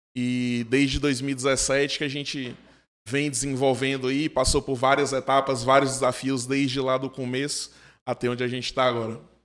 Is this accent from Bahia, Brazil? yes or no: yes; Livramento de Nossa Senhora, Bahia, Brazil; moved away as an adult; also born or lived in Juazeiro/Petrolina; now in Petrolina, Brazil; eu não sou daqui de Juazeiro, de Petrolina, sou de uma cidade do sudoeste da Bahia chamada Livramento de Nossa Senhora e vim para cá para estudar engenharia de produção na Univasse